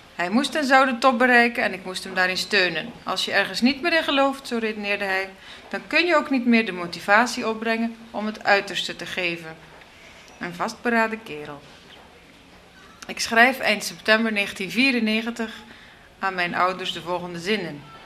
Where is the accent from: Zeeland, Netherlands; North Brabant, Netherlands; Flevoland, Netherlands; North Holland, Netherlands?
Zeeland, Netherlands; Terneuzen; moved away as an adult; also born or lived in Brussels, Belgium / New York, United States; now in Georgia; mijn geboortestad, in Terneuzen